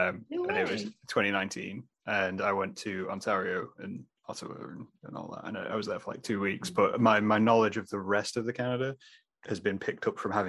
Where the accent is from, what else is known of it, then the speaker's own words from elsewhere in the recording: Lincolnshire, East Midlands, United Kingdom; first language English; because I'm from Lincolnshire in the UK, which is like a big farming state area.